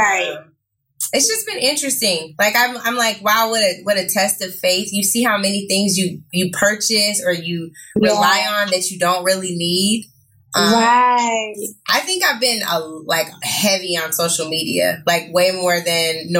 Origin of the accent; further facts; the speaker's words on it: Seattle, Washington, United States; now in Los Angeles, United States; I'm from Seattle